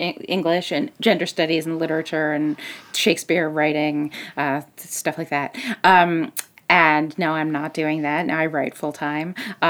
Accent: Maryland, United States; moved away as an adult; now in Seattle, United States; I came here, God, I guess it's been like 12 years now. I grew up in Maryland.

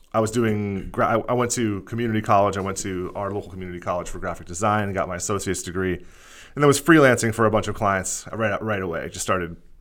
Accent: Bethlehem, Pennsylvania, United States; moved away as an adult; also born or lived in Philadelphia; I was born in Pennsylvania. Um, I grew up in, like, right outside of Philadelphia in a town called Bethlehem

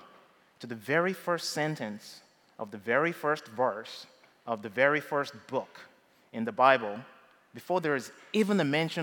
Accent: Nigeria; moved away as an adult; now in United States; when I was growing up in Nigeria

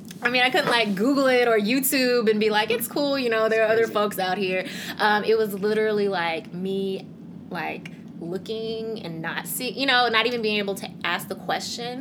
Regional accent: Memphis, Tennessee, United States; moved away as an adult; also born or lived in Korea / Wisconsin; now in Beltsville, United States; I am Korean American, so born in Korea, adopted to the U.S. to a white family, a white couple. And I grew up in Memphis, Tennessee

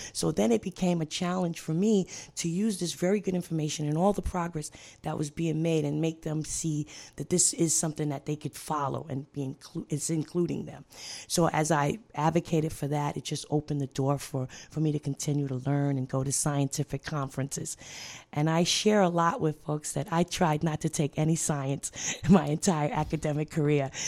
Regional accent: New York City, New York, United States; I'm from Brooklyn, New York

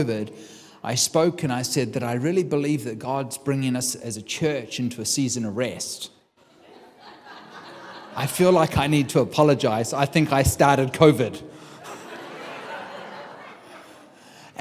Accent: New Zealand; moved away as an adult; now in United States; I'm from New Zealand. I've been here for 15 years in the United States.

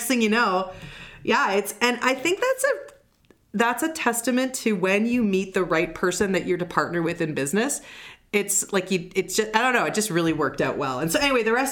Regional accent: Canada; accent: Canadian; now in Toronto, Canada; I am a proud Canadian. I'm in Toronto

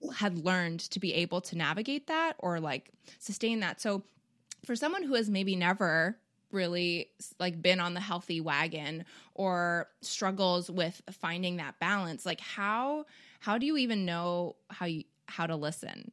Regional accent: Canada; we're both Canadian

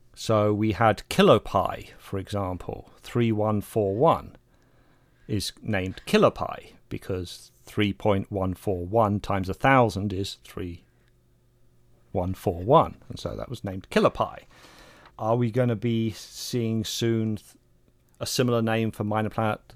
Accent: England, United Kingdom; Being English

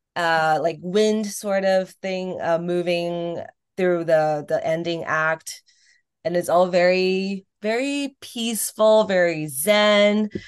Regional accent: Taiwan; moved away as an adult; also born or lived in Irvine, California / Boston / New York; here in Taiwan, and then high uh, college I was at Wellesley in Boston.

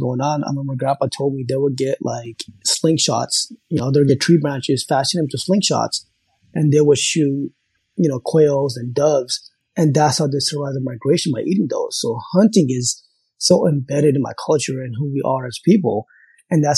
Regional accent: Southern California, United States; also born or lived in Pakistan; growing up in California is such a melting pot of diversity of ethnicity.

